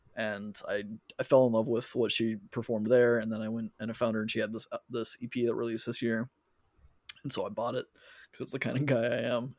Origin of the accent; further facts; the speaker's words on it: United States; me being an American